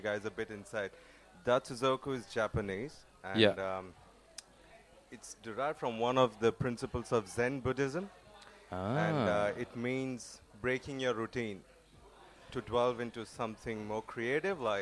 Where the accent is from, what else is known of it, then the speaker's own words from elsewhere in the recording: India; moved away as an adult; now in Melbourne, Australia; I was born and raised in India. I moved to Melbourne 5 years ago